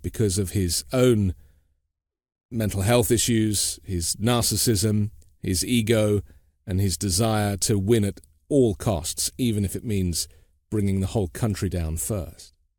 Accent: United Kingdom; now in United States; a British guy living in the U.S.

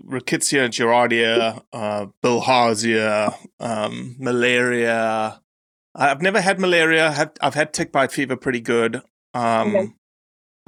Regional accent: Johannesburg, Gauteng, South Africa; also born or lived in Kruger National Park; I grew up in Joburg, right? 8.5 million people

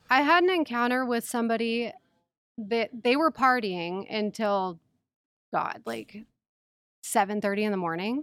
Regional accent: San Diego, California, United States; born or raised there; moved away as an adult; also born or lived in Mendota, Illinois

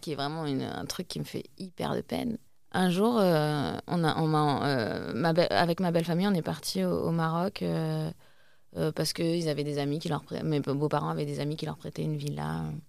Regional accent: Asnières-sur-Seine, Île-de-France, France; à Agnières, là où j'ai grandi

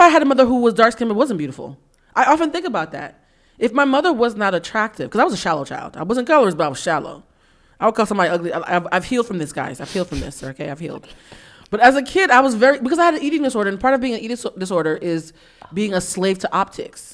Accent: East Coast, United States; I grew up in the nineties on the East Coast

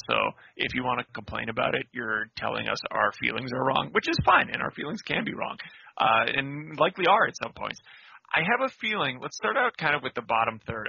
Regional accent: North Dakota, United States; now in Washington, United States; I grew up in North Dakota

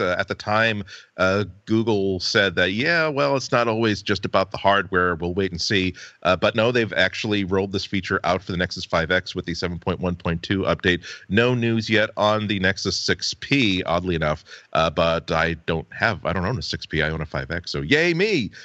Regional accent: United States; as an American who's had many vacations on Cape Cod

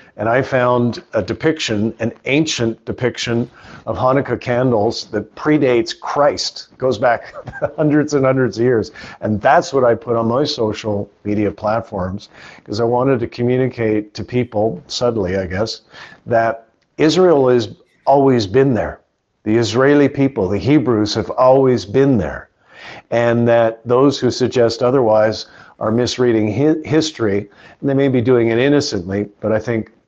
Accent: Calgary, Alberta, Canada; I'm a Calgarian

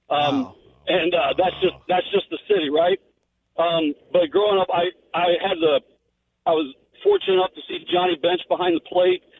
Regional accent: Cincinnati, Ohio, United States; I grew up in I grew up in Cincinnati

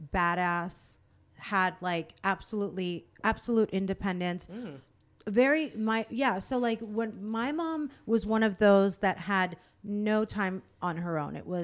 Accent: Virginia, United States; I was born in Virginia

